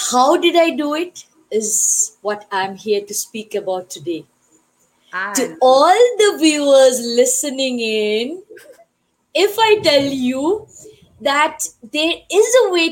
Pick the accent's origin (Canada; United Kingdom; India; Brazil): India; now in Johannesburg, South Africa; I am an Indian. I am staying in South Africa